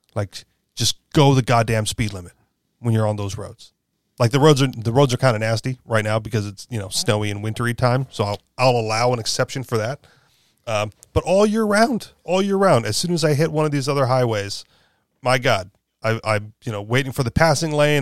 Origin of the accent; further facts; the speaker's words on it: Hawaii, United States; I grew up in Hawaii, where we all have cars